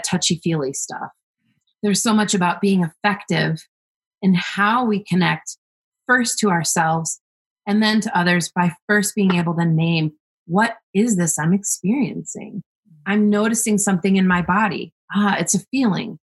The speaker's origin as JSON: {"language": "English", "country": "United States", "tie": "born or raised there", "said": "me growing up in this country, being an American"}